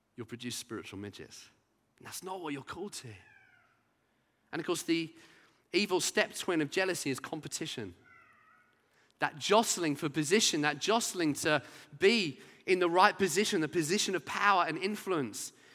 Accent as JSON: {"language": "English", "town": "Brighton", "region": "South East England", "country": "United Kingdom", "tie": "born or raised there", "said": "growing up in Brighton as a teenager"}